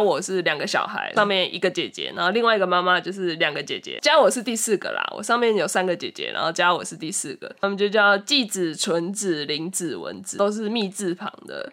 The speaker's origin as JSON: {"language": "Chinese", "country": "Taiwan", "tie": "born or raised there", "also_born_or_lived": "Japan", "first_language": "Japanese", "second_language": "Chinese", "said": "其实我蛮小就来台湾了啦，就是差不多已经五六，五六岁的时候就被我嗯。妈带过来台湾了"}